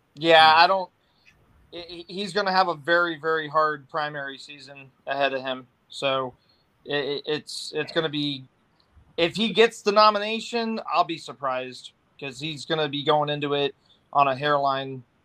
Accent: Silver Spring, Maryland, United States; moved away; I'm originally from Silver Spring

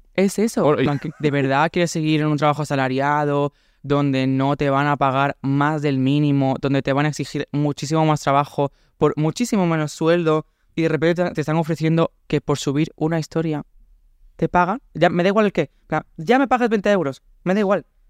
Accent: Córdoba, Andalusia, Spain; moved away as an adult; also born or lived in Valencia; me fui de Córdoba y... Mm, y me fui a, estudiar a mm, Valencia Bellas Artes

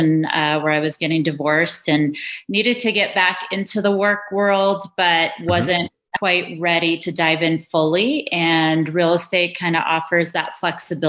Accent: New York City, New York, United States; moved away as an adult; also born or lived in Brooklyn; now in Colorado, United States; I grew up in New York City. I was born in Brooklyn

